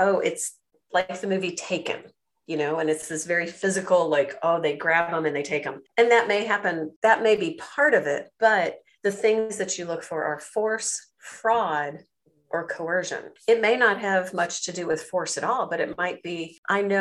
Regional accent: United States; moved away as an adult; also born or lived in China; I'm an American

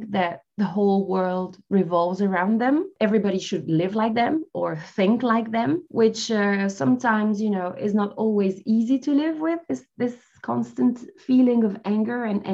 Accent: France; also born or lived in Algeria; I was born in Algeria, in North Africa, and raised in France.

